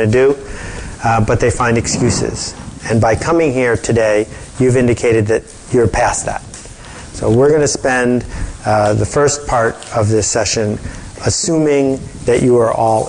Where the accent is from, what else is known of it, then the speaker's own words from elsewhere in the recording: Buffalo, New York, United States; I grew up in Buffalo